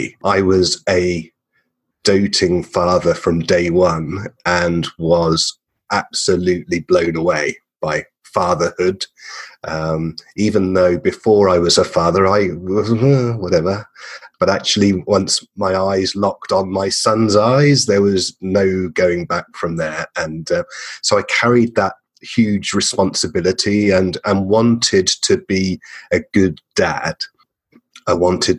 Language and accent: English; England, United Kingdom; moved away as an adult; now in Perth, Australia; I'm an English man